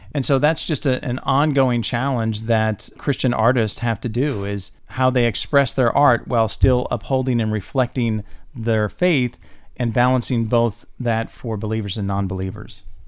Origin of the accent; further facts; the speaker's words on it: St. Petersburg, Florida, United States; I grew up in St. Petersburg